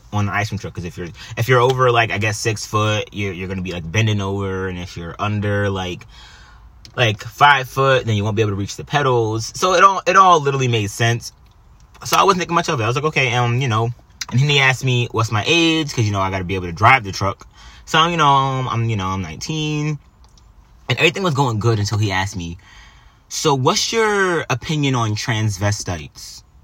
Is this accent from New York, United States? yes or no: yes; New York, United States; I'm Italian, I'm Puerto Rican, you know? I don't do that. You know, we don't do, I grew up, I grew up in New York, man.